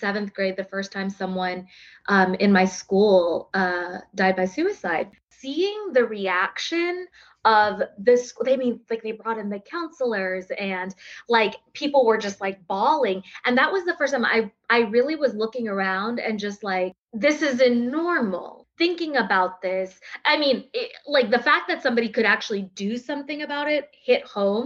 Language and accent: English; Texas, United States; born or raised there; accent: drawl; also born or lived in South India